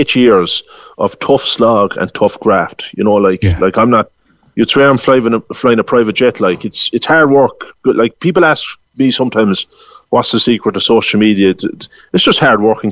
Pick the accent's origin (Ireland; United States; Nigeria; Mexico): Ireland; Youghal, Munster; I'm from Yall. Yall GAA is my own club